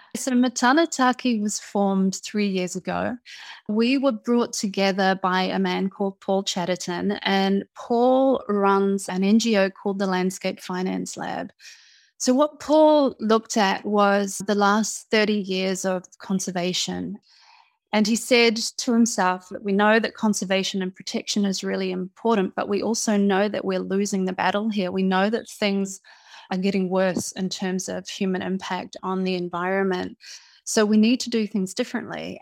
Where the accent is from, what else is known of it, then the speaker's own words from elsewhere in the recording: New Zealand; moved away; also born or lived in United Kingdom; I was born in New Zealand to a father from New Zealand and a mother from Fiji. I grew up in New Zealand.